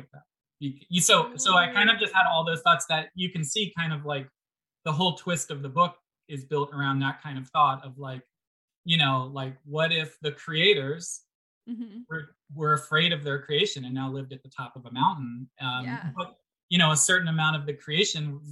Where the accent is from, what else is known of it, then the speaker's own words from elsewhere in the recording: Pennsylvania, United States; now in California, United States; so I grew up in Pennsylvania on the East Coast